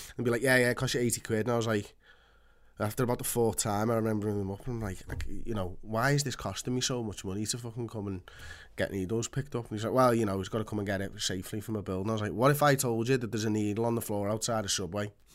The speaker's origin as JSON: {"language": "English", "town": "Liverpool", "region": "North West England", "country": "United Kingdom", "tie": "born or raised there", "said": "I've got Polish blood, but I was born in Liverpool."}